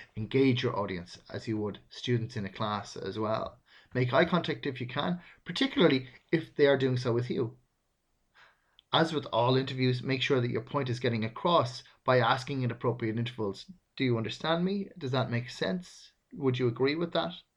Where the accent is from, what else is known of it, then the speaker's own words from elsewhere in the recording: Ireland; I'm Irish. It's a natural speech rhythm for me to use we a lot.